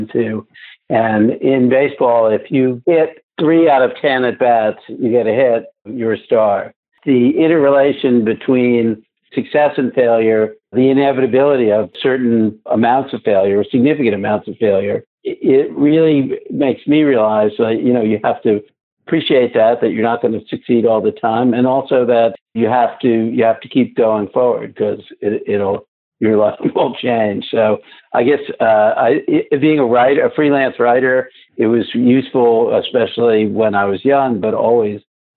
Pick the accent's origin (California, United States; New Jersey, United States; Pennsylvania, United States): New Jersey, United States; Leonia; also born or lived in Brooklyn, New York; we moved from Brooklyn and wound up in the sleepy hamlet of Leonia, New Jersey